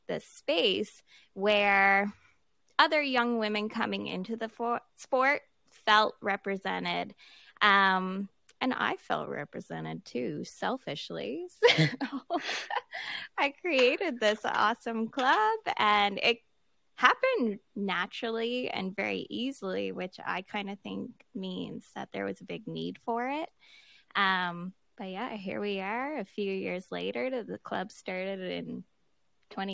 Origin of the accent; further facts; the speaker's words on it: Halifax, Nova Scotia, Canada; I'm from Halifax, Nova Scotia, so born and raised here.